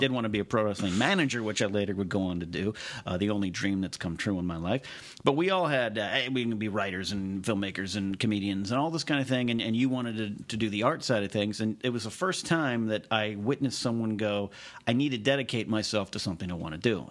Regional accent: Arroyo Grande, California, United States; I grew up with this guy the latter part of my childhood in my hometown of Arroyo Grande, California

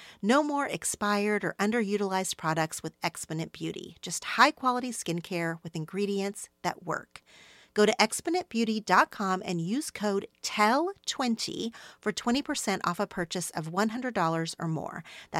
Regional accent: Oklahoma, United States; now in Los Angeles, United States; after I moved to LA from Oklahoma

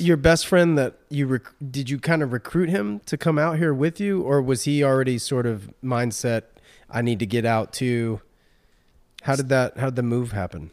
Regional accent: Raleigh, North Carolina, United States; now in San Diego, United States; I'm from Raleigh

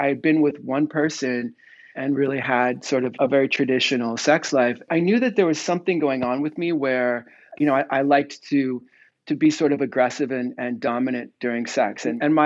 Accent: near San Francisco, Northern California, United States; I grew up in Northern California, near San Francisco

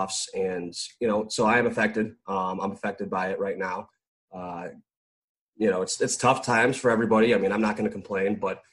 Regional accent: Chicago, Illinois, United States; we were playing in Chicago, my hometown

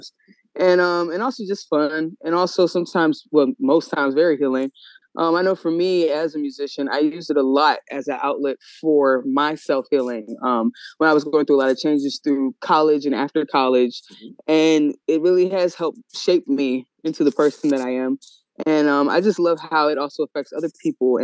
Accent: Woodbridge, Virginia, United States; also born or lived in Washington, D.C.; I was born in D.C. Mm. And I grew up in VA.

